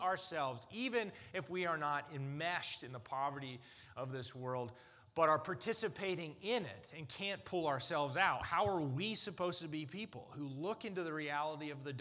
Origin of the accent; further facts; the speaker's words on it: United States; as an American